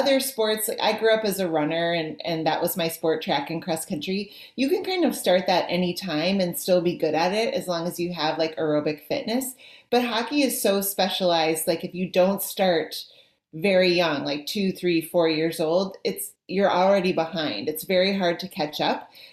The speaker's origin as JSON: {"language": "English", "region": "Minnesota", "country": "United States", "said": "I'm from Minnesota, so this is the state of hockey"}